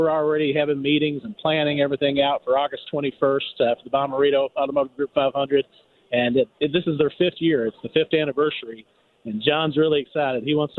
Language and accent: English; Kentucky, United States; growing up, I grew up in Kentucky